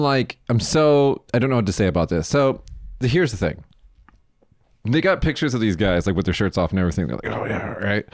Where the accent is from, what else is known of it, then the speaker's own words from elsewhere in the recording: Las Vegas, Nevada, United States; now in Japan; I'm from Vegas